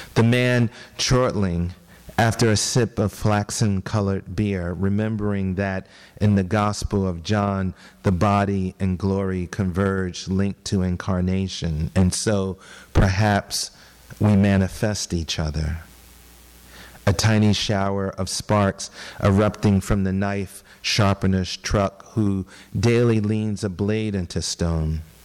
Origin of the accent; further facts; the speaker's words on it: Philadelphia, Pennsylvania, United States; moved away; I was born and raised in Philadelphia, which is 90 minutes south of New York